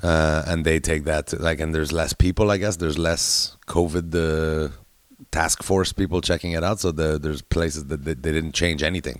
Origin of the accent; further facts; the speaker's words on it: Canada; I'm Canadian. I live in Canada during this thing.